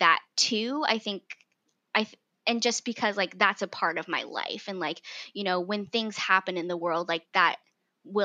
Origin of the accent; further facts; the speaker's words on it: Hillsboro, United States; growing up in Hillsboro, there weren't very many like brown people